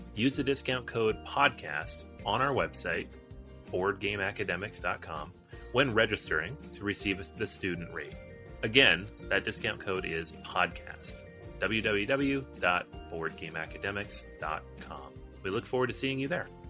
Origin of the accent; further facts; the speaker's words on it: United States; We're American.